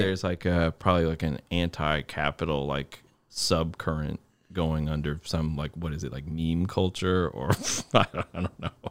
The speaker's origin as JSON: {"language": "English", "region": "Connecticut", "country": "United States", "tie": "born or raised there", "said": "I'd be in my hometown saying that I'm lucky to be in the Connecticut mu-, musicine, music scene"}